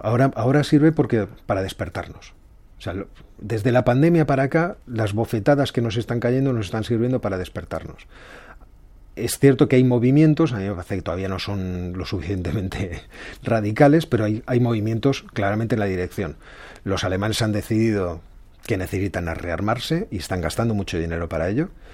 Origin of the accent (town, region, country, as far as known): Spain